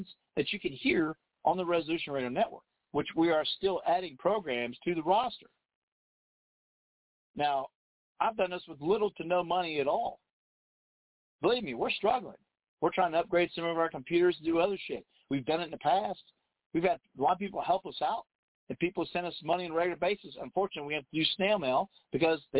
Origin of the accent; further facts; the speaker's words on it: Dayton, Ohio, United States; I grew up in the Midwest, Daytonian